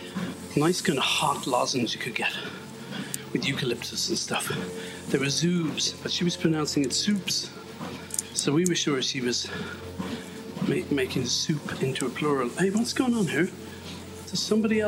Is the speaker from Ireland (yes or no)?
yes; Ireland; I'm Irish